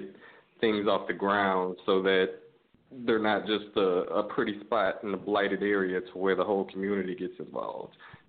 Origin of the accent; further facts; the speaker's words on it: Baton Rouge, Louisiana, United States; now in Detroit, United States; I'm calling from Detroit, Michigan. I also grew up in Baton Rouge, too, though.